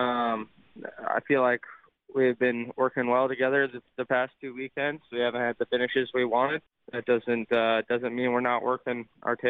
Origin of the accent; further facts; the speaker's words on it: Las Vegas, Nevada, United States; Las Vegas, my hometown